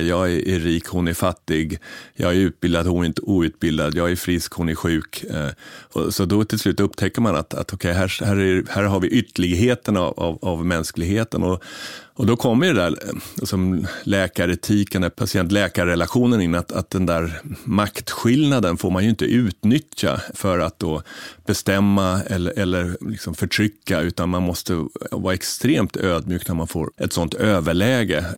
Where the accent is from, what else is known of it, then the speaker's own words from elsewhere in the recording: Sweden; som svensk man